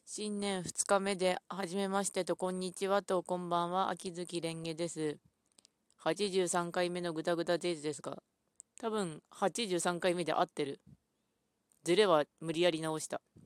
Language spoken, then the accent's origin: Japanese; Ishikawa, Japan; 石川県なので私の出身